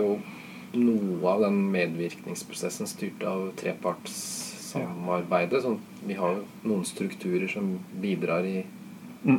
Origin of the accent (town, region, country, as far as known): Norway